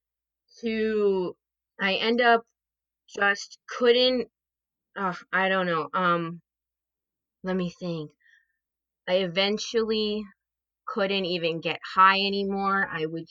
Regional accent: New Jersey, United States; I am from New Jersey.

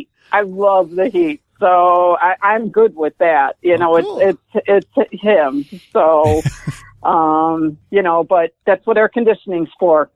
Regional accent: Chicago, Illinois, United States; moved away as an adult; also born or lived in Burlington, Illinois; now in Texas, United States; Born and bred in Chicago. Born and bred. Cool. South side. Then pretty much lived in the Chicago area for the first 47 years of my life.

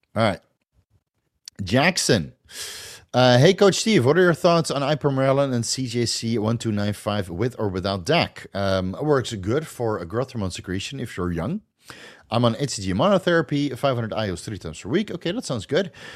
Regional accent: Netherlands; accent: a little bit of a Dutch accent; English is a second language; I still have a little bit of a Dutch accent, but I can pass in Holland if I speak English like this

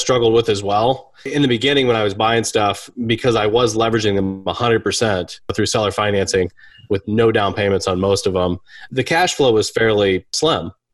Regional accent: Kendallville, Indiana, United States; I'm from Kendallville, Indiana

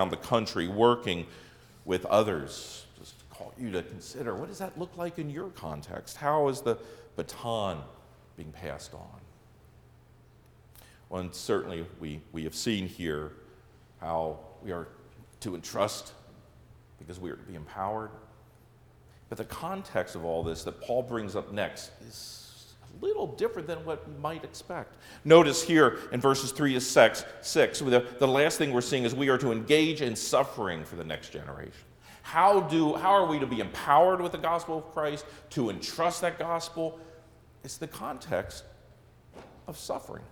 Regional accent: Lancaster County, Pennsylvania, United States; now in Wisconsin, United States; I grew up in Lancaster County, Pennsylvania, home of the Amish and Mennonite

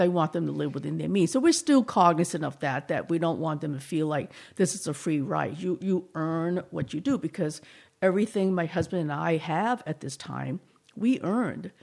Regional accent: Boston, Massachusetts, United States; accent: slight Boston; moved away as an adult; now in San Luis Obispo, United States; I grew up there and actually right in Chinatown

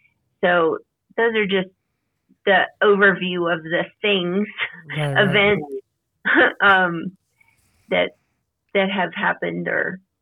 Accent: Louisiana, United States; now in Colorado, United States; I grew up in Louisiana. I've moved a lot, and I now reside in Colorado, and I am in my 50s

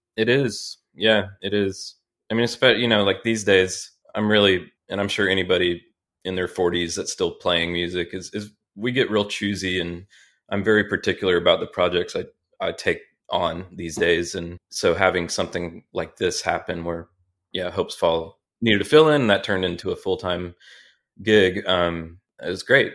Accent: Charlotte, North Carolina, United States; I grew up in the great city of Charlotte, North Carolina

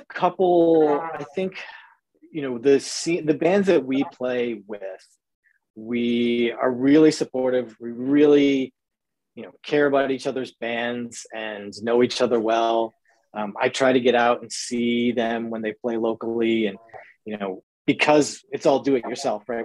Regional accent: New England, United States; growing up in the New England area

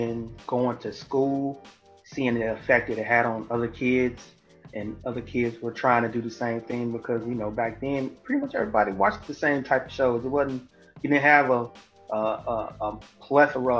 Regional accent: St. Louis, Missouri, United States; Southside St. Louis

